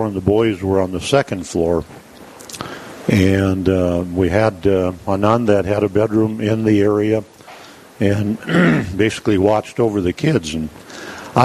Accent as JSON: {"language": "English", "town": "New Hradec", "region": "North Dakota", "country": "United States", "tie": "born or raised there", "also_born_or_lived": "South Heart, North Dakota", "lives_now": "Dickinson, United States", "said": "I grew up in New Radick, North Dakota, in the area"}